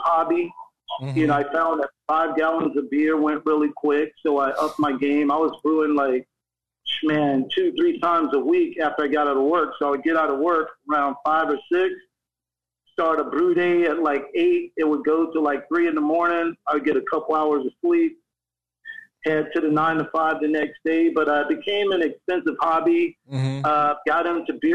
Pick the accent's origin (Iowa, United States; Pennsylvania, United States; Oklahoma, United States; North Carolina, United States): North Carolina, United States; now in Sacramento, United States; I grew up in North Carolina